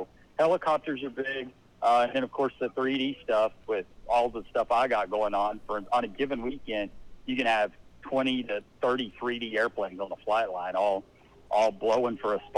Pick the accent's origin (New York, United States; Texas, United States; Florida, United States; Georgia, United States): Texas, United States; Lubbock; moved away as an adult; now in Virginia, United States; I grew up in Lubbock, Texas